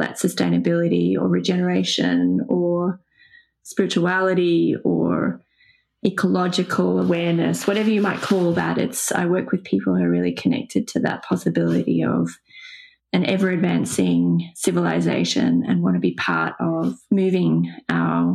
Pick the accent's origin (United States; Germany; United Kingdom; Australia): Australia; Sydney, New South Wales; I grew up in Pennon Hills